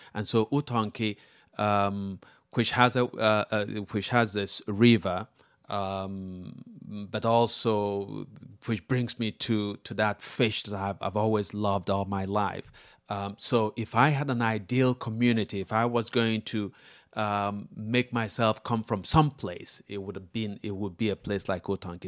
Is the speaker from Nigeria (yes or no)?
yes; Amawbia, Anambra, Nigeria; moved away; close to my hometown, which is Amwabia